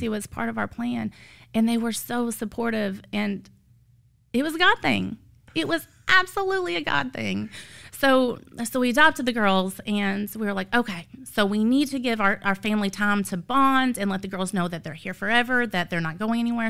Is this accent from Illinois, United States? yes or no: yes; Illinois, United States; moved away; I'm from Illinois, so I have zero family here.